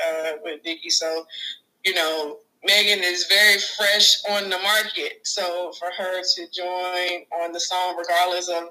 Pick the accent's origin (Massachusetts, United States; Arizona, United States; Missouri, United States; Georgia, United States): Georgia, United States; near Atlanta; moved away as an adult; now in Texas, United States; Growing up near Atlanta, being close to Georgia